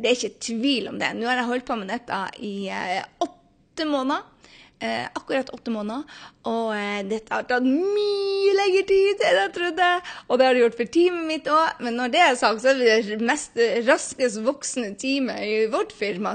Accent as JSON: {"language": "Norwegian", "country": "Norway", "moved": "as an adult", "lives_now": "New York City, United States", "said": "hjemme i Norge"}